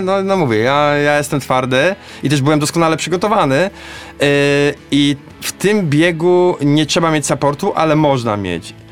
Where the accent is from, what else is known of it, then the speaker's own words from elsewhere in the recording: Poznań, Greater Poland, Poland; a ja tu jestem z Poznania, biegam nad Maltą